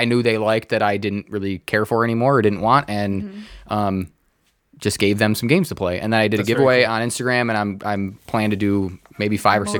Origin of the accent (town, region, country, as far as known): Redford, Michigan, United States; born or raised there